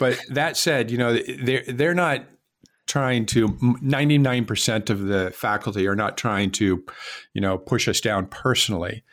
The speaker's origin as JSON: {"language": "English", "region": "West Coast", "country": "United States", "also_born_or_lived": "Miami, Florida", "moved": "as an adult", "said": "I was not from Florida and I was from the West Coast."}